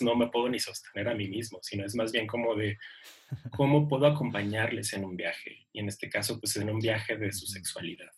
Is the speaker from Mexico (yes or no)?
yes; Ciudad Juárez, Chihuahua, Mexico; yo soy de Ciudad Juárez